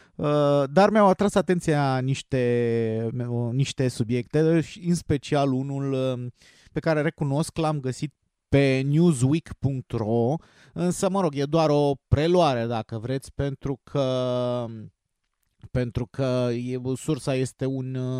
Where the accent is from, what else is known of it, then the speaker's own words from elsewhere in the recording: Romania; noi ca români